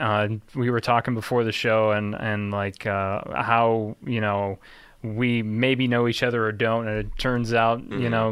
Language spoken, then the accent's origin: English; Chicago, Illinois, United States; we're from Chicago